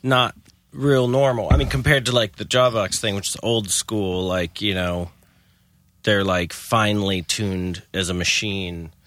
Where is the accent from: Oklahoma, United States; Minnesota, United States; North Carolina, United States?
North Carolina, United States; Chapel Hill; I was a typical Chapel Hill kid